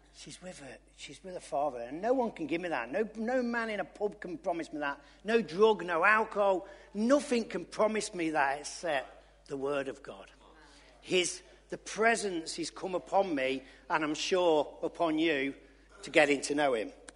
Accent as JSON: {"language": "English", "town": "Loughborough", "region": "East Midlands", "country": "United Kingdom", "said": "I'm from Loughborough, I can't speak proper"}